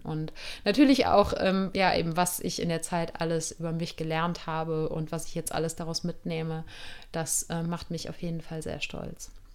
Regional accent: Germany; born or raised there; moved away as an adult

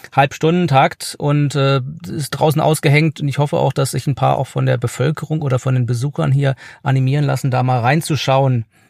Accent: near Horb am Neckar, Baden-Württemberg, Germany; Ich komme ja auch aus der Gegend, äh, 50 Kilometer von hier

